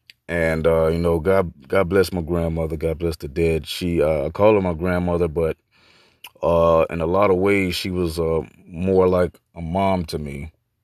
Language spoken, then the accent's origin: English; Opa-locka, Florida, United States; also born or lived in Miami; I'm a Jamaican and Cuban mix, born out of Jackson Memorial Hospital in Miami, Florida, raised in Opa-locka.